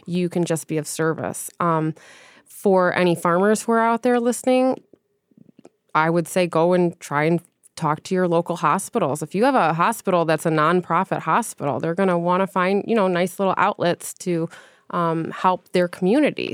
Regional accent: Grosse Pointe, Michigan, United States; moved away; I'm from Grosse Pointe.

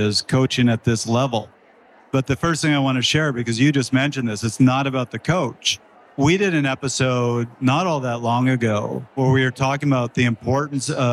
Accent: Canada; I'm Canadian

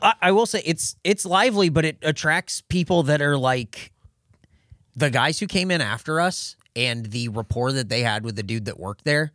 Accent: El Cajon, California, United States; from my hometown would be a place in El Cajon called Beef and Bun.

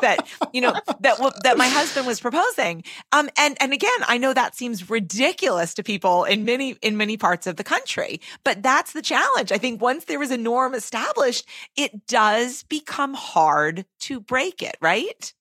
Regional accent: Massachusetts, United States; I'm from Massachusetts

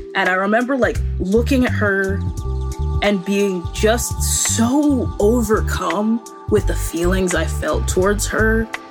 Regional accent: Boone, North Carolina, United States; born or raised there; moved away

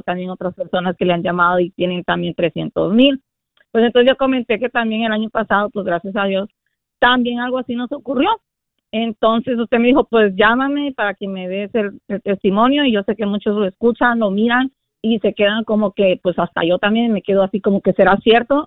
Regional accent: Honduras; soy de Honduras

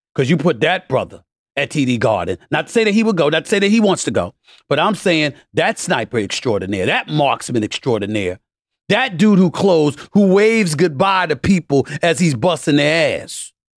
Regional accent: New York City, New York, United States; also born or lived in Bronx, New York City; as poor as myself and my family were growing up in Hollis, Queens, New York City, born in the Bronx on Hoe Avenue

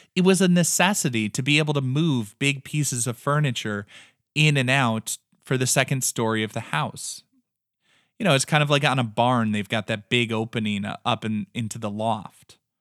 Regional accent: American Midwest, United States; we are both from the American Midwest.

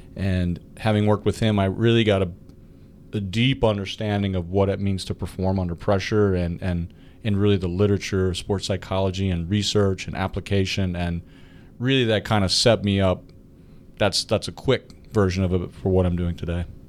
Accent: Clarion, Pennsylvania, United States; I went to Clarion University, my hometown university

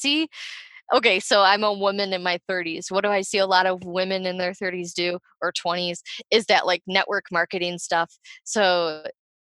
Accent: Ohio, United States; I'm from Ohio too

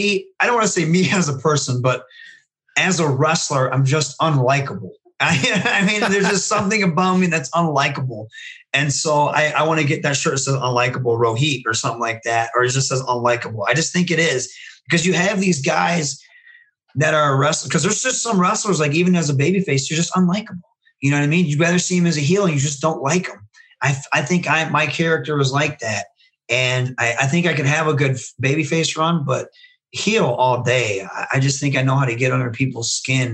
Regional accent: Michigan, United States; if you look at Michigan, you have the Machine Guns, you have Rhino, you have Kevin Nash, you have Sabu, you have RVD, you have the Steiner Brothers, you have myself

